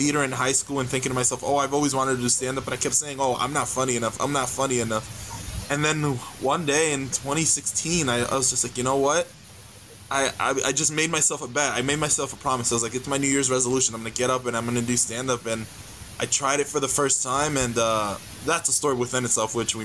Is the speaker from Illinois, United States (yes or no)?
no; New York City, New York, United States; moved away; I grew up in the Bronx, New York City.